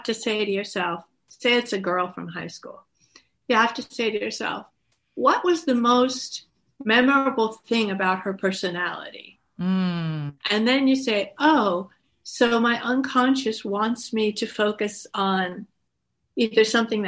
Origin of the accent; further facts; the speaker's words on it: Woodstock, New York, United States; I grew up in Woodstock